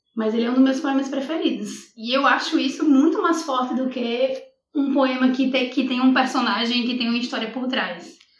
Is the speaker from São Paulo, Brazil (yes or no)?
no; Natal, Rio Grande do Norte, Brazil; moved away as an adult; also born or lived in Coimbra, Portugal; now in Portugal; Eu fui criada em Natal